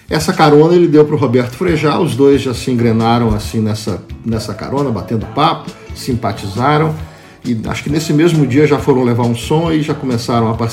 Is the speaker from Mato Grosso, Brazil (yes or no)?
no; São Paulo, Brazil; also born or lived in Goiânia / Brasília; now in Rio de Janeiro, Brazil; Bom, eu nasci em Goiânia, fui criado em São Paulo, morei um pouco em Brasília, voltei para Goiânia na adolescência, depois fui para Brasília, daí vim para o Rio